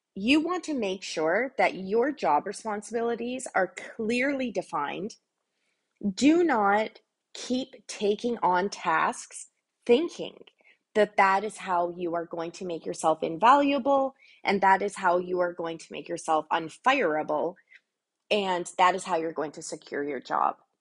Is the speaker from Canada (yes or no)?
yes; Canada; I'm Canadian